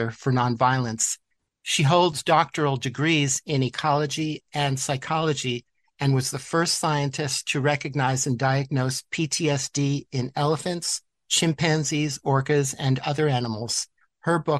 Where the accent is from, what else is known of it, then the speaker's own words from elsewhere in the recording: New York City, New York, United States; growing up in New York City